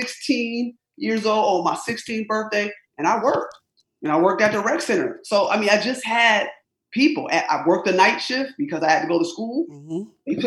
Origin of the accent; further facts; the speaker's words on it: Rochester, New York, United States; I was born and raised in upstate New York. I'm an upstate New Yorker, Rochester, New York.